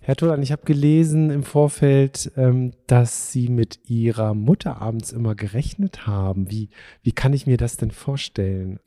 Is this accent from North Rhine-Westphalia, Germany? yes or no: no; Wolfsburg, Lower Saxony, Germany; ich bin ja in Wolfsburg groß geworden